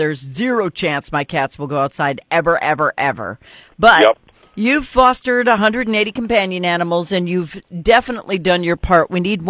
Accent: North Dakota, United States; moved away; I'm from North Dakota originally

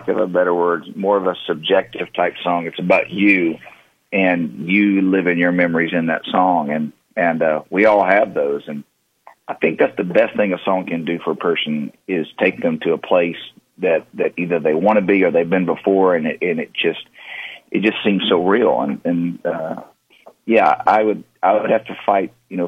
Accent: Texas, United States; the way I grew up in Texas

